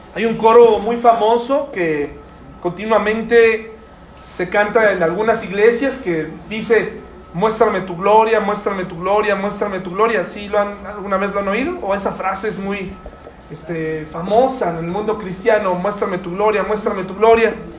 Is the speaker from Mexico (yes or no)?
yes; Mexico